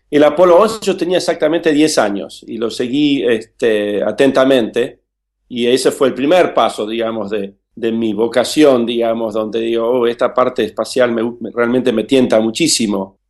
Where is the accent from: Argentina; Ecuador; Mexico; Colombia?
Argentina; Buenos Aires; also born or lived in Villa Regina, Río Negro, Argentina; crecí en Buenos Aires